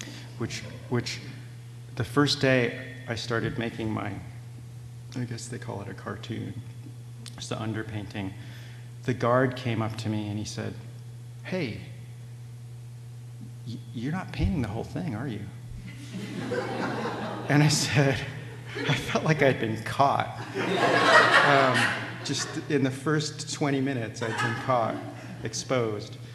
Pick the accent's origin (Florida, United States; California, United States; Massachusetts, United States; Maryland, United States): California, United States; San Diego; moved away; my hometown museum in La Jolla